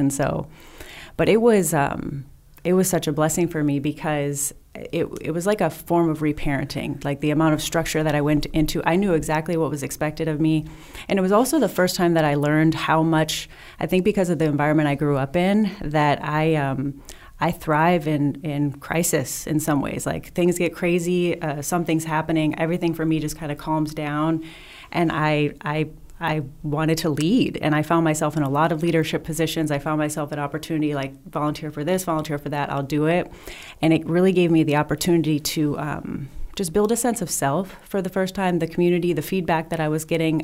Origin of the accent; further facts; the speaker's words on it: southern Wisconsin, United States; moved away; also born or lived in Temecula; I grew up in southern Wisconsin, really small town